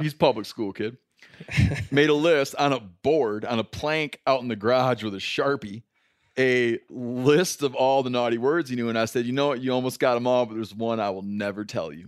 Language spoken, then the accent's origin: English; Michigan, United States; growing up in Michigan